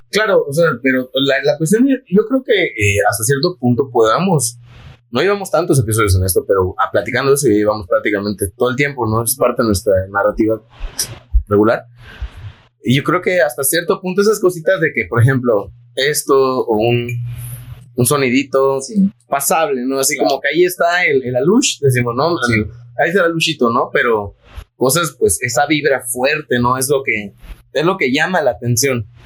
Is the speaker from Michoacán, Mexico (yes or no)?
no; Yucatán, Mexico; la creencia que tenemos como yucatecos